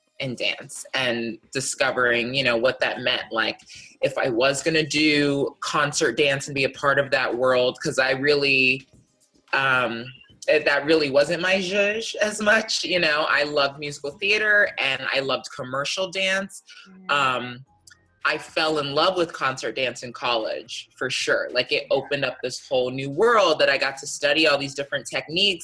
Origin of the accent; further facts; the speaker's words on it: Miami, Florida, United States; growing up in Miami